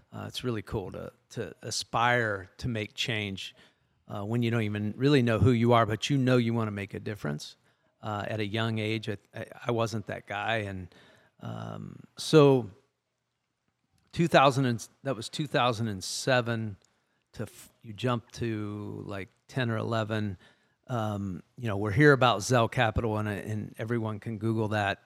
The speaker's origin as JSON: {"language": "English", "town": "Lexington", "region": "Ohio", "country": "United States", "said": "I'm from Lexington originally, so we're both in, in and around Columbus in central Ohio"}